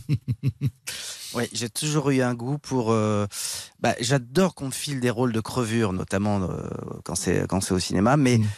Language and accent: French; Paris, Île-de-France, France; je, suis né dans le 16e, j'ai grandi dans le 16e, je me suis réinstallé dans le 16e